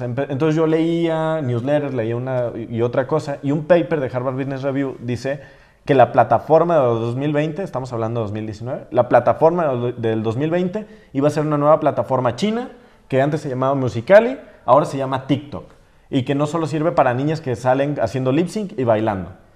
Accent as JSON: {"language": "Spanish", "town": "San Juan de los Lagos", "region": "Jalisco", "country": "Mexico", "moved": "as an adult", "said": "yo soy de un pueblo pequeño"}